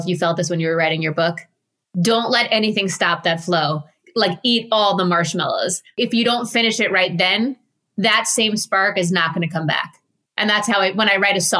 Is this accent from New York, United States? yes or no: yes; Jericho, New York, United States; growing up in Jericho